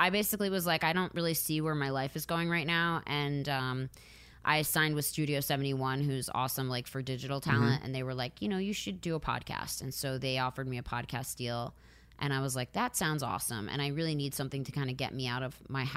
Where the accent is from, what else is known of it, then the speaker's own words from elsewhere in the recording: outside Philadelphia, Pennsylvania, United States; now in Los Angeles, United States; I grew up outside of Philly. So, I grew up with people of all different ethnicities